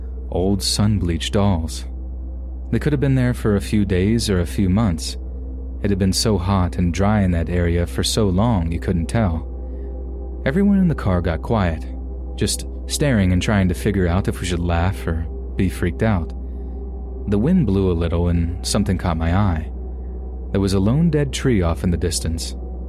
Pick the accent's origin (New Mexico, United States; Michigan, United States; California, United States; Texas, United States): Texas, United States; her son and I all moved to an area close to where I grew up in Central Texas.